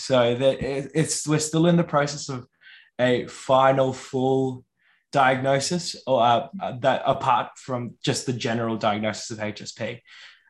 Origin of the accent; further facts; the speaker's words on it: Yorta Yorta land, Victoria, Australia; moved away as an adult; also born or lived in Wurundjeri country (Melbourne area); now in Melbourne, Australia; I was raised on Yorta Yorta land, but now reside in Wurundjeri country.